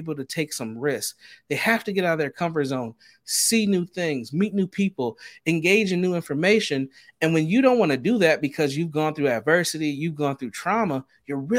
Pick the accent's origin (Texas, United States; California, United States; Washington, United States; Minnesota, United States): Minnesota, United States; Minneapolis; as a young Black man growing up in the Twin Cities of Minnesota